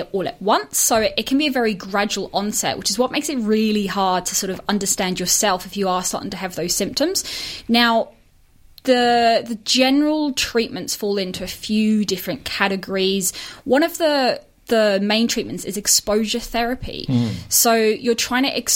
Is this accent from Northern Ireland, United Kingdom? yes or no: yes; Northern Ireland, United Kingdom; moved away as an adult; now in Melbourne, Australia; I'm, as you probably tell from my accent, wasn't brought up here. So I'm Australian, but was brought up in the UK. Mm-hmm. So whilst I was over there, I was in Northern Ireland. That's where I'd spent most of my time.